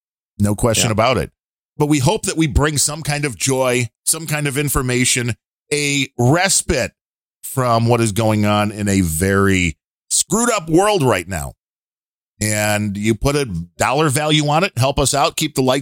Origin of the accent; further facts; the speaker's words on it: Minneapolis, Minnesota, United States; You've never left Texas now, right? That's I grew up in Minneapolis.